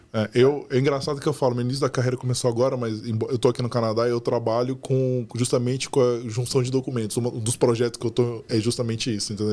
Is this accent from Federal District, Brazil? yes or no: yes; Brasília, Federal District, Brazil; moved away; also born or lived in São Paulo; eu sou de Brasília, quando eu morei em São Paulo